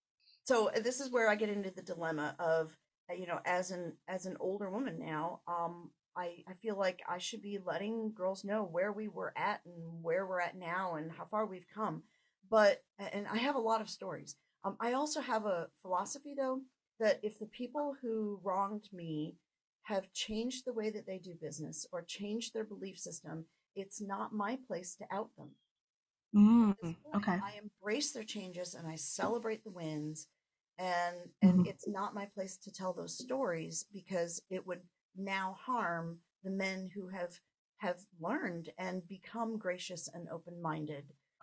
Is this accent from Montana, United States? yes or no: no; Langhorne, Pennsylvania, United States; And now in my hometown, I did not experience that at all. It was an incredibly supportive environment.